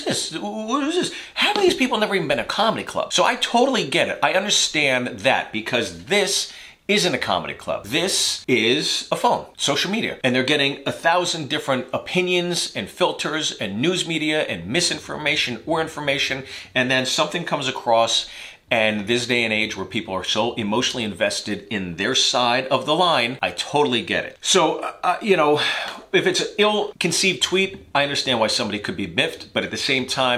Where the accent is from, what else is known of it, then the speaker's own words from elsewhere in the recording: United States; I'm an American